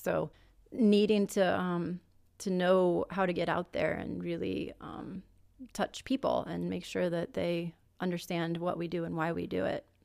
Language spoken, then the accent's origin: English; Omaha, Nebraska, United States; I was born and raised in Nebraska, Omaha, Nebraska, actually.